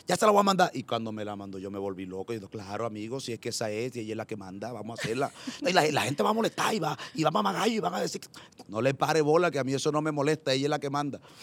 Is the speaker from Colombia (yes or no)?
yes; Chiriguaná, Cesar, Colombia; also born or lived in Valledupar / Medellín; now in Barranquilla, Colombia; yo nací en un municipio del Cesar que se llama Chiriguaná